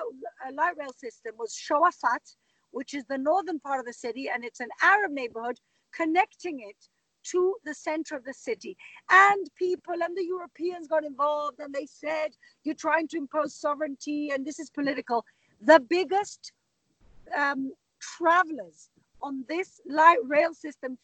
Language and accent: English; Gibraltar; now in Jerusalem, Israel; I grew up in Gibraltar